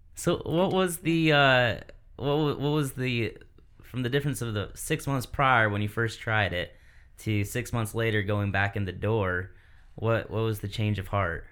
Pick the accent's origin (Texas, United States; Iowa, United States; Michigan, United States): Michigan, United States; now in South Carolina, United States; I'm from Michigan as well